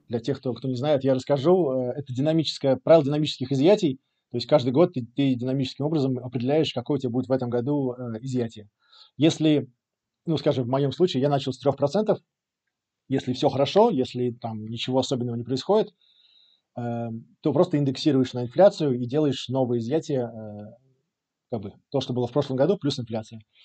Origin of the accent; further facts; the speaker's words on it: Riga, Latvia; moved away as an adult; also born or lived in England / Angola / Egypt; now in Portugal; я из Риги, э, из Латвии, родился, вырос э, в Латвии